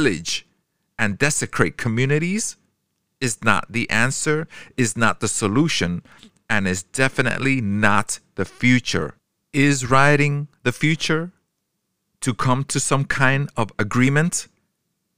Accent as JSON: {"language": "English", "region": "New York", "country": "United States", "tie": "born or raised there", "said": "I grew up in New York with all races"}